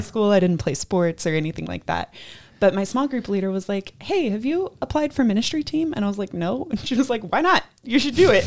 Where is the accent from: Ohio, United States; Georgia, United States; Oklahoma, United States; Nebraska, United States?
Georgia, United States; moved away; I grew up in Georgia